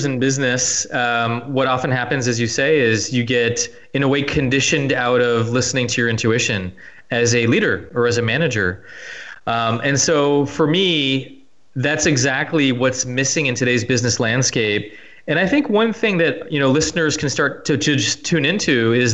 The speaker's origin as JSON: {"language": "English", "region": "California", "country": "United States", "tie": "born or raised there", "moved": "as an adult", "lives_now": "France", "said": "where I grew up in California"}